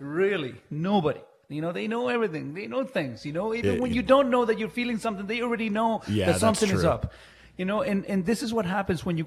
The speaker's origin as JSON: {"language": "English", "country": "Chile", "tie": "born or raised there", "also_born_or_lived": "Mississauga, Canada", "moved": "yes", "lives_now": "Canada", "said": "growing up in Chile, and you know, in Chile in the 80s"}